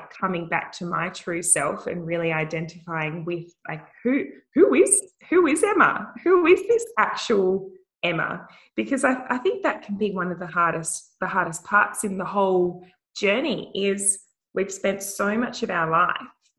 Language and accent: English; Wickham, Western Australia, Australia; I grew up in a tiny little country town in the Pilbara called Wickham